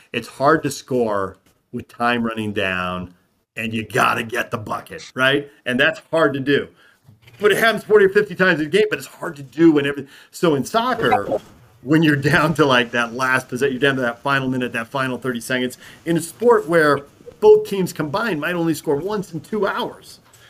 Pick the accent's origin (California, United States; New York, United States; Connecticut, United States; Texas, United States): California, United States; San Diego; moved away; I grew up in San Diego.